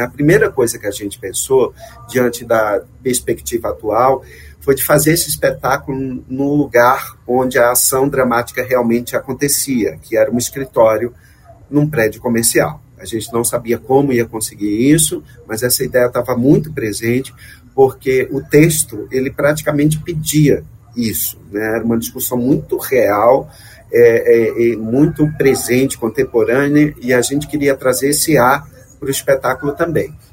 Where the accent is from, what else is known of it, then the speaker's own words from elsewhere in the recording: Alagoas, Brazil; Eu sou alagoano